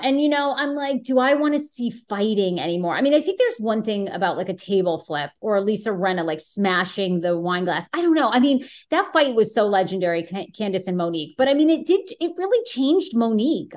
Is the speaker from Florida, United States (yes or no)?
no; Washington, District of Columbia, United States; moved away; my hometown of Washington, D C, where I was for fifteen years